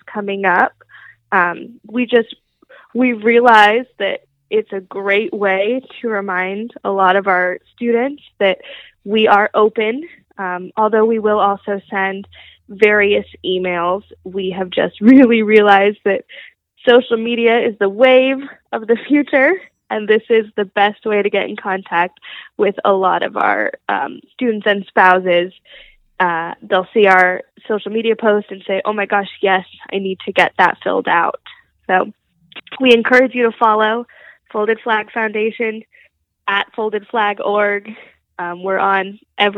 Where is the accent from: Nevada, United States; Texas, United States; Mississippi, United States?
Nevada, United States; Las Vegas; growing up in Las Vegas, you're always told the house always wins